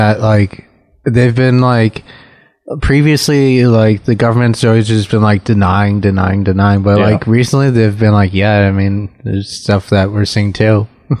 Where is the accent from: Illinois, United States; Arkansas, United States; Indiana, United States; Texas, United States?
Illinois, United States; Glenview; I grew up in Glenview, Illinois.